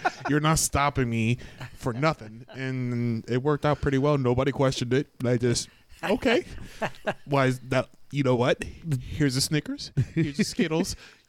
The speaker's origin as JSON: {"language": "English", "country": "United States", "tie": "born or raised there", "also_born_or_lived": "Miami, Florida", "said": "growing up in New York and Miami"}